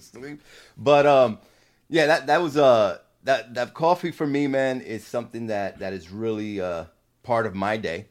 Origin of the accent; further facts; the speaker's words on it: New Jersey, United States; moved away; also born or lived in Puerto Rico; I'm from Jersey